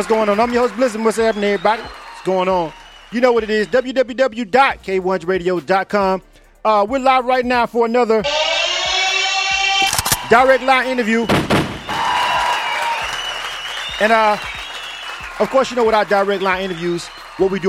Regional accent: Panama City, Florida, United States; I'm from Panama City, Florida

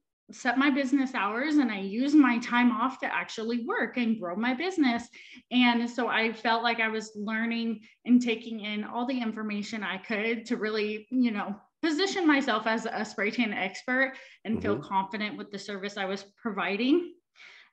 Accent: Wichita, Kansas, United States; moved away as an adult; also born or lived in San Diego / Los Angeles; move back to Kansas to be with my family, I knew I had all the tools and resources to start my business here. So I started Glow Gals. The day I moved back to Wichita is when I launched

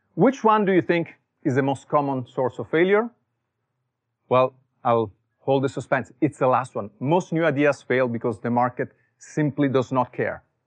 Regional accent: Italy; born or raised there; English is a second language; moved away as an adult; also born or lived in Silicon Valley; now in United States

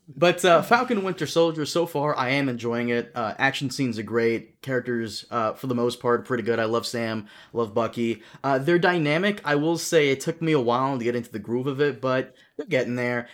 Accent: Brazil; now in United States; I was born in Brazil

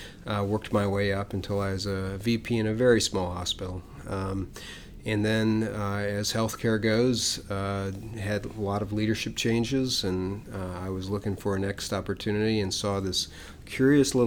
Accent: Ohio, United States; moved away as an adult; now in Austin, United States; I was from Ohio

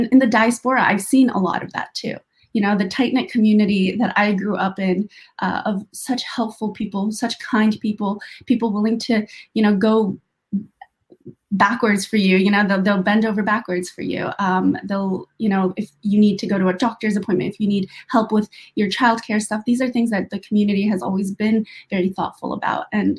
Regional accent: Xinjiang, China; just being able to hike in my home country, that would be amazing. And then the other aspect of it, of the beauty, is the kindness of Uyghurs.

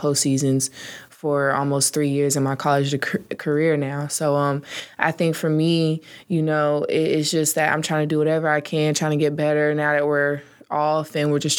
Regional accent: Norfolk, Virginia, United States; I grew up basically in Norfolk, Virginia

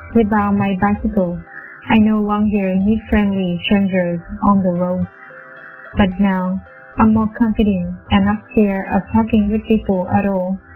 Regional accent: Vietnam; English is a second language; moved away as an adult; also born or lived in Japan; now in United States; from Vietnam, and I currently live in the U.S.

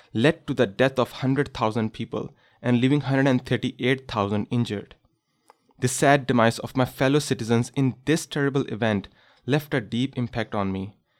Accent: Pakistan; moved away as an adult; now in Canada; during my childhood, I experienced one of the most devastating earthquake in the history of my home country, Pakistan.

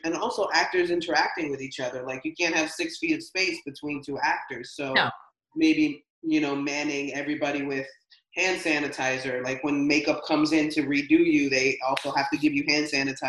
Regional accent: New York, United States; as a New Yorker, as, you know, a woman of color.

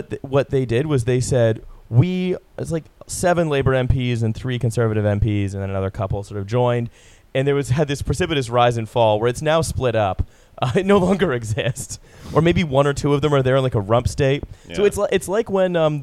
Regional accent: Canada; now in United Kingdom; Canadian citizen living in Britain

